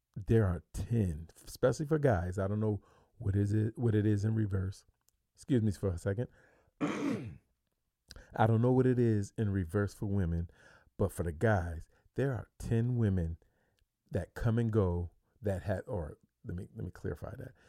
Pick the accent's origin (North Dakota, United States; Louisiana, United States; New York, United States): New York, United States; moved away as an adult; now in Phoenix, United States; I'm from New York. I'm clean across the country.